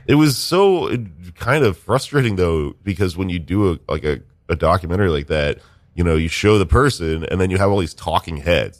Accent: Texas, United States; now in New York, United States; I came to New York, right, because I am a weirdo from Texas

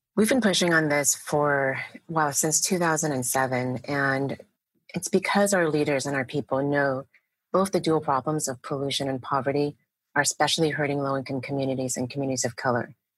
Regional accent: Oakland, California, United States; I grew up in Oakland

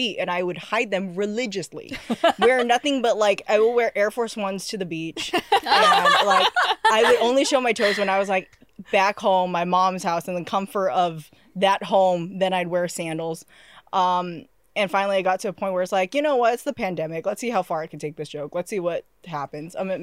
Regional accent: San Jose, California, United States; I'm from San Jose, California

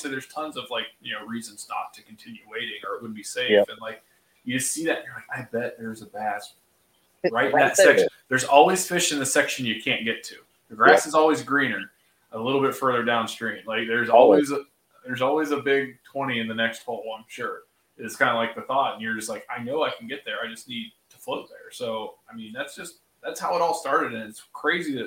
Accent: Laurelville, Ohio, United States; I grew up in the Hocking County in the Hocking Hills of Ohio, like Salt Creek, like you mentioned the town Lorville. That's where I went to elementary school

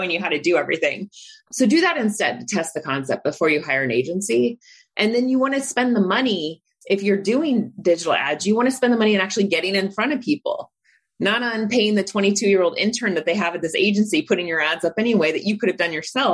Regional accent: Indiana, United States; now in San Francisco, United States; I grew up in Indiana where we had burlap sacks on the farm

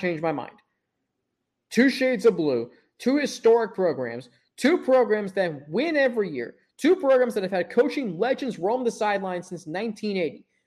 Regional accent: Cincinnati, Ohio, United States; I'm from Cincinnati

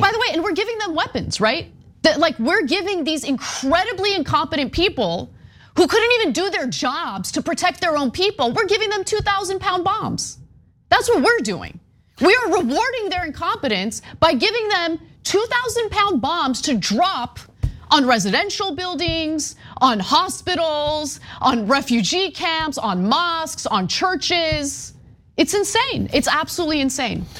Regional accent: United States; as an American

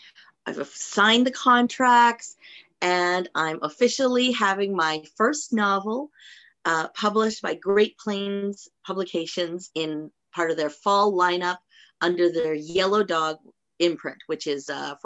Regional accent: Philippines; I will say that I am Filipino. I am married to a Jewish man, and I've actually converted to Judaism. My children are both half Filipino, half Jewish.

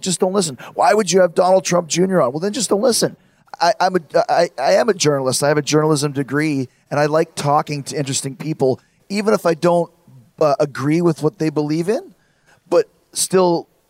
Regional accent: Winnipeg, Manitoba, Canada; I'm from Winnipeg.

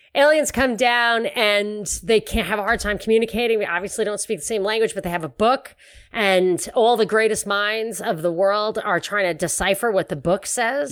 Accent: New York, United States; moved away; also born or lived in Houston; I grew up in New York

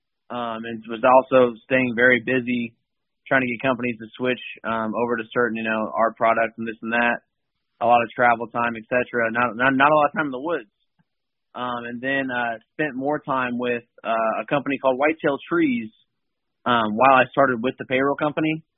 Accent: Mooresville, Indiana, United States; also born or lived in Germany; I'm actually from Mooresville, Indiana. It's a little bit southwest of Indianapolis, the state capital

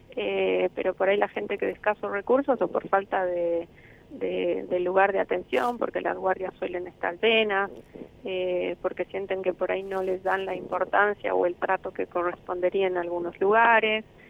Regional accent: Bolivia; moved away as an adult; now in Argentina; yo soy de Bolivia, 10 años estoy ya en la Argentina

